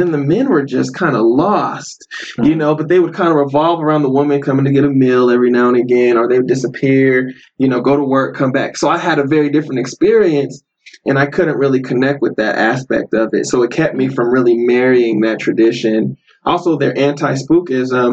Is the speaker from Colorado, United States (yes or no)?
yes; Denver, Colorado, United States; I grew up in Denver.